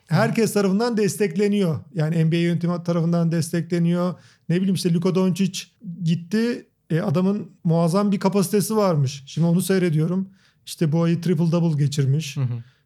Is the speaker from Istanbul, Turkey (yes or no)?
no; Ankara, Turkey; moved away as an adult; doğma büyüme Ankara